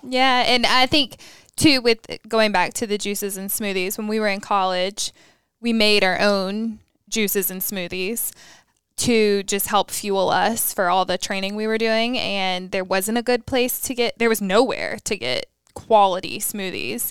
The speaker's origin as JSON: {"language": "English", "town": "Raleigh", "region": "North Carolina", "country": "United States", "moved": "yes", "lives_now": "Charlotte, United States", "said": "I'm from Raleigh."}